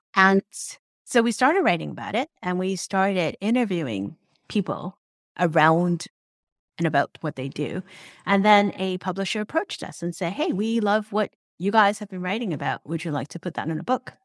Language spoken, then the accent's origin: English; Hong Kong; moved away; also born or lived in Troy, New York (RPI); I grew up in Hong Kong